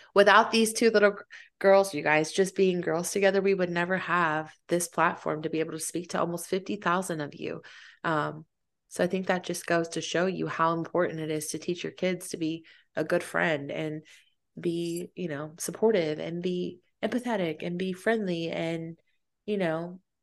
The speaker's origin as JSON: {"language": "English", "town": "Fayetteville", "country": "United States", "moved": "yes", "said": "I'm from Fayetteville"}